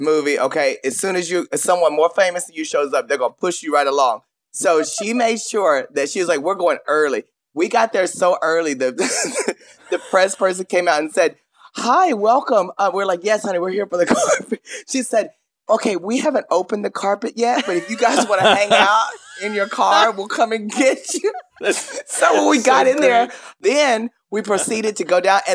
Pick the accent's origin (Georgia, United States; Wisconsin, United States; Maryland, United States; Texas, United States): Texas, United States; Paris; I grew up in a small town. You remember, I'm from Paris, Texas